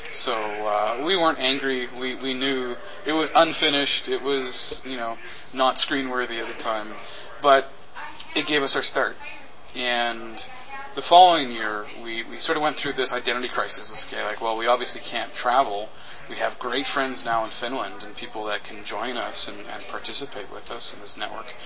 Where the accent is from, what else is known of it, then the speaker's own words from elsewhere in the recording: Winnipeg, Manitoba, Canada; And it was founded in my hometown of Winnipeg, uh, Manitoba in Canada